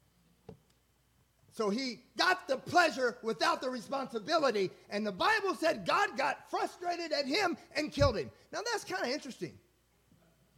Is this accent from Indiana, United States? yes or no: yes; Indiana, United States; now in Texas, United States; I'm from Indiana